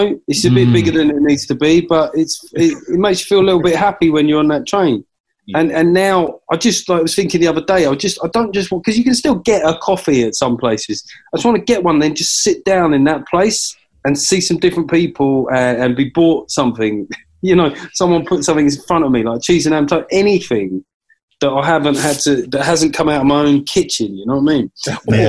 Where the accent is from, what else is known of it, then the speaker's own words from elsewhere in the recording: London, United Kingdom; moved away; because I come from South London, so fried chicken is obviously a big part of the cuisine.